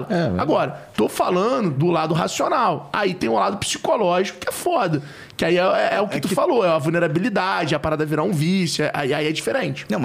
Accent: Rio de Janeiro, Brazil; É que Porra, eu sou carioca, mãe.

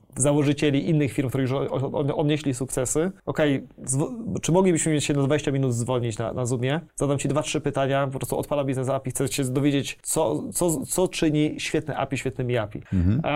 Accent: Poland; jestem z Polski

